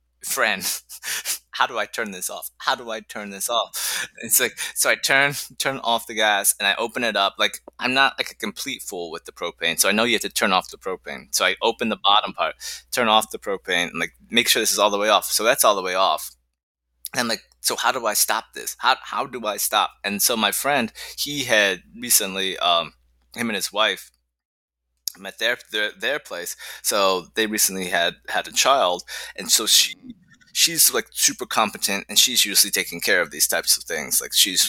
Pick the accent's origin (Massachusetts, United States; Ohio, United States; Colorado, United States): Ohio, United States; moved away; I grew up in Ohio